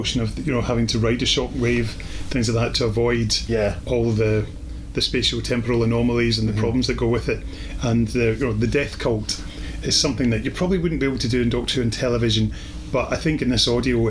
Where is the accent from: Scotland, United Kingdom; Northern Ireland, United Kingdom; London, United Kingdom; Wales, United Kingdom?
Scotland, United Kingdom; we're Scottish guys